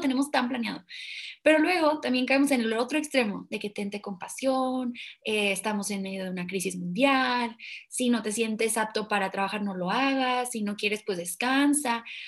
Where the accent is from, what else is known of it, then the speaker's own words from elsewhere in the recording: Mexico; siendo mexicanos que somos